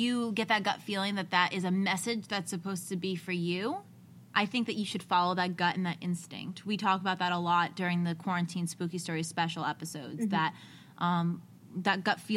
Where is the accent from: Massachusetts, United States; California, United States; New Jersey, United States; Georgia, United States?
New Jersey, United States; we're from Jersey, so our whisper is yelling